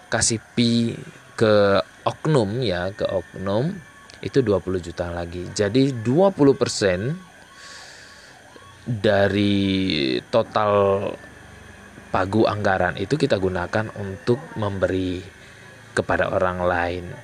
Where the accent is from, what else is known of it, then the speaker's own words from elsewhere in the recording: Aceh, Indonesia; terutama di kabupaten saya Aceh Tenggara. Nah, jadi di tempat saya saat sekarang ini sedang dilaksanakan sebuah pesta demokrasi ya